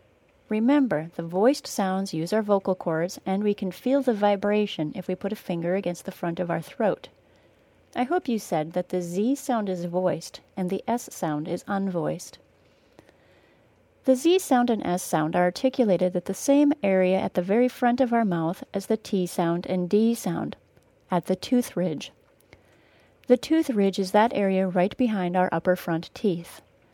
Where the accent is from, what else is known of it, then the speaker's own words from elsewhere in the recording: United States; I grew up in the United States, and since I teach in the United States, and most of my students are longtime residents of the United States, I know far more about Ameri